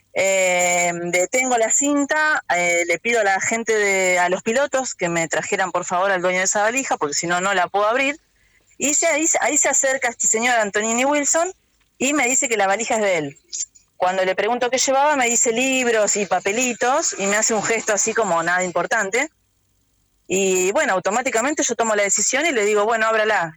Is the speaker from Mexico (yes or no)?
no; Argentina; todavía tenía esa, cosa de pueblo, ¿no? De donde soy criada